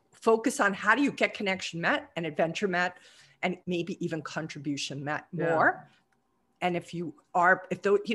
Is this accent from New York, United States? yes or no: yes; New York, United States; moved away; as a New Yorker, I'm not used to earthquakes even